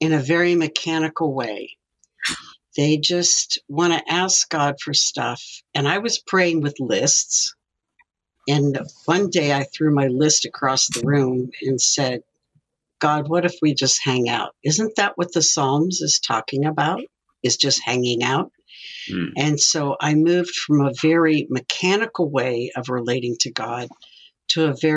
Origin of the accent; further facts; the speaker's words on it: Midwest, United States; now in Simi Valley, United States; Well, I grew up in the Midwest, but came out here for inner city ministry